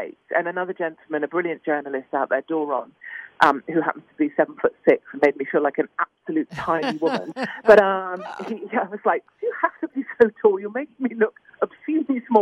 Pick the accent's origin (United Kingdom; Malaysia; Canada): United Kingdom; I'm terribly British about these things